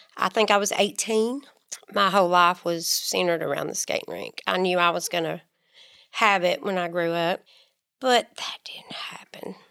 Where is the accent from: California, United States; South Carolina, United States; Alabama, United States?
Alabama, United States; Muscle Shoals; born and raised in Musselshills, Alabama